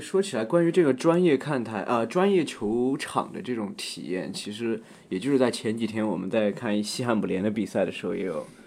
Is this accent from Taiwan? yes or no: no; Sichuan, China; moved away; 我是四川人